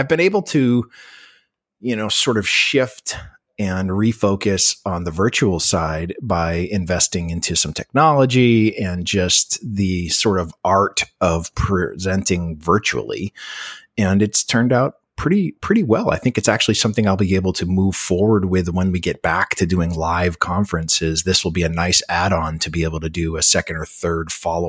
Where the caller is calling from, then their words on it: Cocoa Beach, Florida, United States; I'm calling you from Cocoa Beach, Florida, which is on the Atlantic side, about 45 minutes southeast of Orlando.